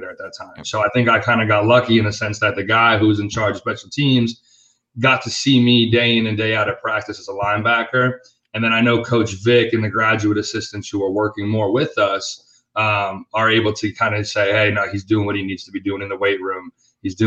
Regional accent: Treasure Coast, Florida, United States; We're all from the Treasure Coast. I mean, we all grew up like playing against each other in basketball, football

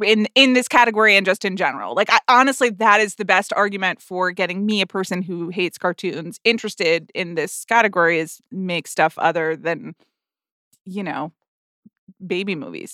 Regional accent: United States; as an American

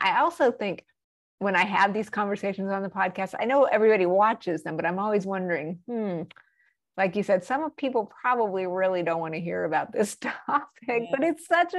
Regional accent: Albuquerque, New Mexico, United States; I grew up in Albuquerque, New Mexico. A lot of people go, Mexico? No, it's New Mexico. It's a state.

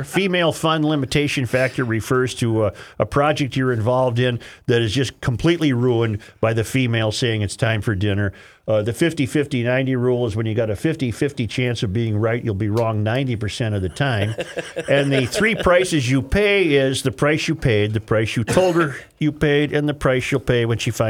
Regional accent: Wisconsin, United States; moved away; I'm originally from Wisconsin, just across the border, not far off 94. I've been on the West Coast for about 35 years now.

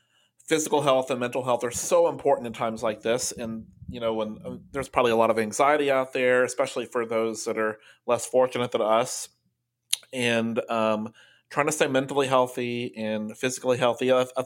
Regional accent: Kentucky, United States; we're both from Kentucky

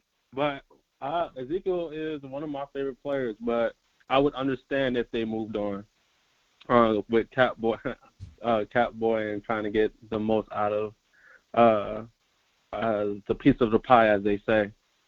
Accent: Georgia, United States; also born or lived in Washington, D.C.; I'm originally from Georgia.

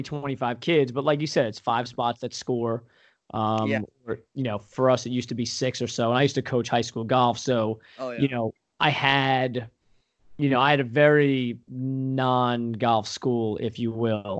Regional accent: Long Island, New York, United States; now in Pennsylvania, United States; I grew up on Long Island, right? Super heavily populated place

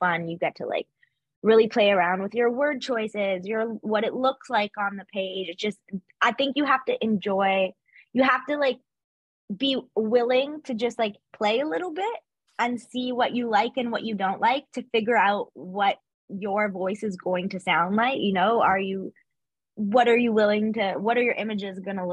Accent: Canada; as a Canadian

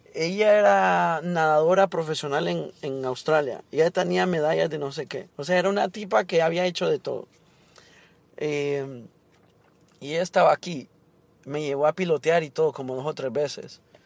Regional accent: Honduras; now in Miami, United States

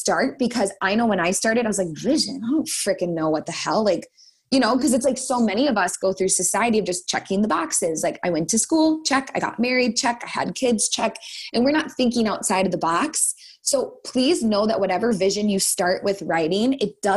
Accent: Minnesota, United States; I'm a Minnesotan

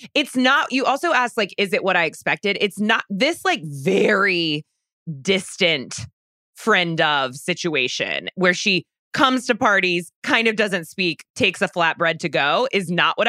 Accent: Charleston, South Carolina, United States; moved away; Charleston is my birthplace. I am from Charleston

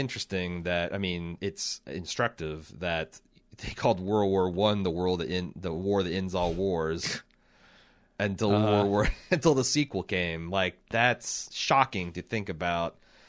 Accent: United States; As an American

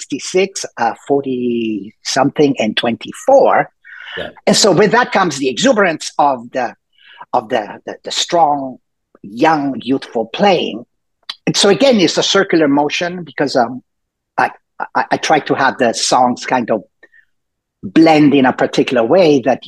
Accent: Rome, Lazio, Italy; also born or lived in Milan, Italy / Los Angeles, United States; now in Seattle, United States; I was born and raised in Italy, and born in Milan, but raised mostly in Rome

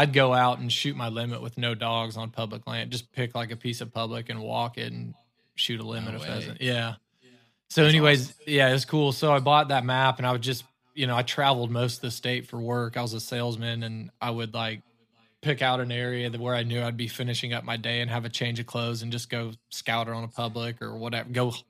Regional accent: Ozark, Missouri, United States; Like you said, I'm from Southwest Missouri, grew up in Ozark, Missouri, and finished school in Fayetteville.

